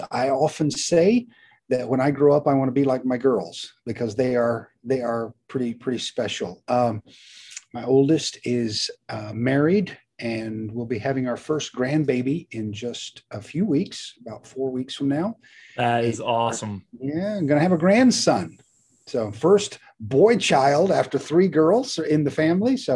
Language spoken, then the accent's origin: English; Mexico; moved away as an adult; also born or lived in Texas / Guatemala; now in United States; Uh, was born in Central Texas, but when I was born, my parents were already missionaries in Mexico. So I grew up in Mexico, uh, mid to late '60s, uh, '70s as well. Came back to the states for college